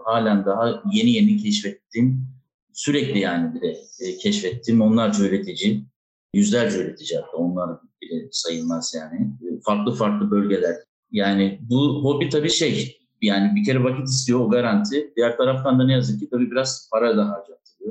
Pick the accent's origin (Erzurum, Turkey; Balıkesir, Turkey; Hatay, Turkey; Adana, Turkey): Adana, Turkey; moved away as an adult; also born or lived in Istanbul; now in Spain; Adana'da tabii, e, doğup büyüyünce, e, üniversiteyi kazanana kadar Adana'da yaşadım ben